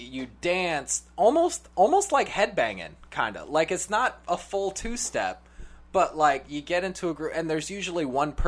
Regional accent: Sacramento, California, United States; my hometown, Sacramento

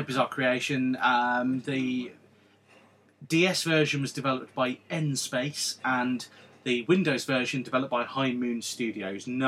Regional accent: England, United Kingdom; we're English

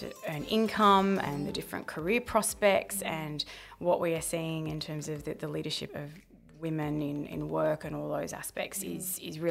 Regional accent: Sydney, New South Wales, Australia; born and bred in Sydney

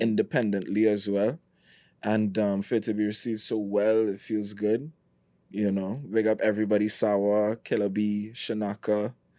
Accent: Trinidad & Tobago; I'm from Trinidad

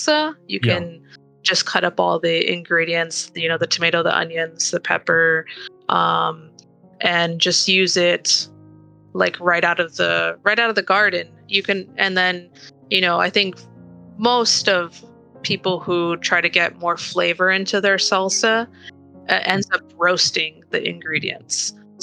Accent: California, United States; also born or lived in Argentina (ancestry); we're Californian

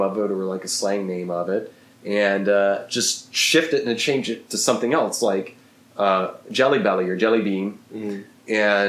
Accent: Eufaula, Oklahoma, United States; born or raised there

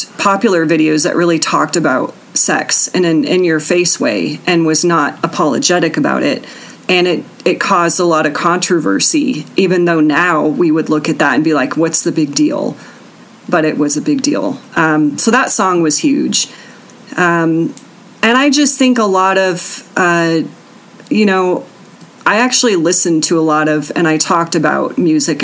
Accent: Colorado Springs, Colorado, United States; growing up in Colorado Springs

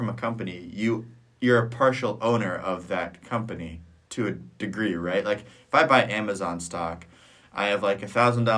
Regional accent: Ohio, United States; I'm from Ohio

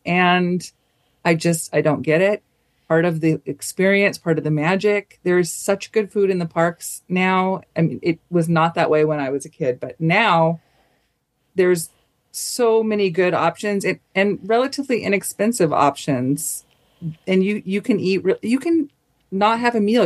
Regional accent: Southern California, United States; I'm from Southern California

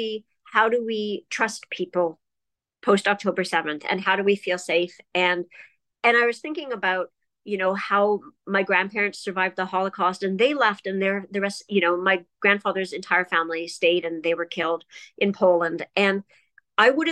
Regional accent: Toronto, Ontario, Canada; now in Ottawa, Canada; I grew up in Toronto, and I'm 49 years old

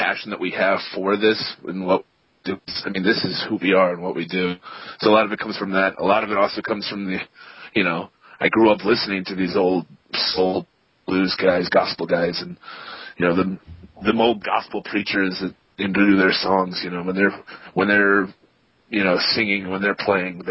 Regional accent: Kansas, United States; We hail from Kansas

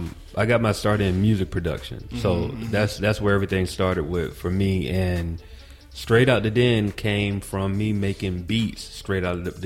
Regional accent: Atlanta, Georgia, United States; born there; Well, I was born in Atlanta, man, but I came back to Atlanta for college, and so I've been there since 2002.

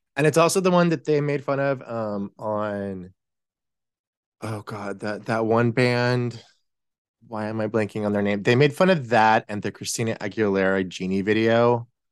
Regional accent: Texas, United States; growing up in Texas

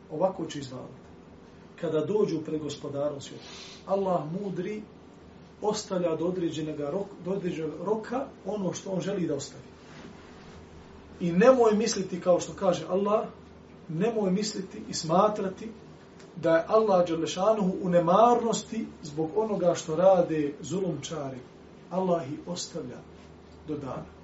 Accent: Bosnia & Herzegovina; na ovom lokalnom planu kod nas u Bosni

